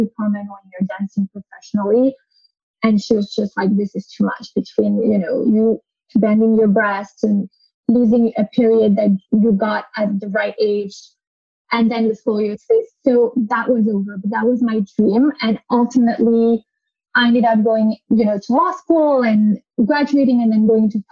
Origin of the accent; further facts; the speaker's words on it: United States; moved away; also born or lived in France; I grew up in the United States, but to French parents